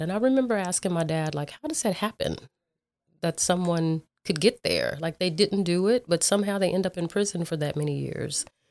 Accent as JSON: {"language": "English", "town": "Dallas", "region": "Texas", "country": "United States", "tie": "born or raised there", "said": "I grew up in South Oak Cliff"}